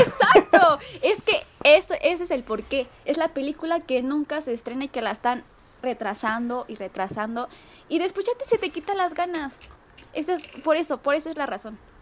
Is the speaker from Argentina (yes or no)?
no; Mexico; soy atleta mexicana